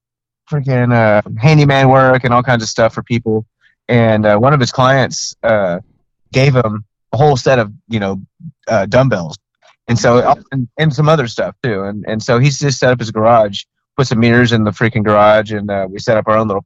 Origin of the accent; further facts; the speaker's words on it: Texas, United States; we're from Texas